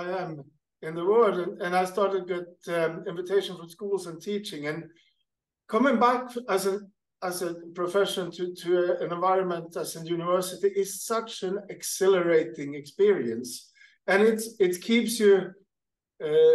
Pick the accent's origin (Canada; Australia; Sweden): Sweden; moved away as an adult; also born or lived in Qatar; now in Kenya; I'm hacking along in Sweden, where I'm native from Sweden